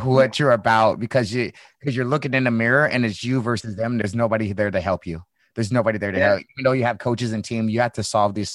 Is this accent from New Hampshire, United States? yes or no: no; St. Louis, Missouri, United States; now in California, United States; I'm from the Midwest. I'm from St. Louis